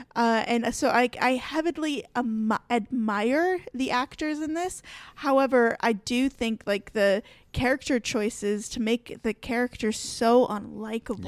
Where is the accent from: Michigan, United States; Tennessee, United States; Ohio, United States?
Michigan, United States; I grew up in Michigan, I grew up in forests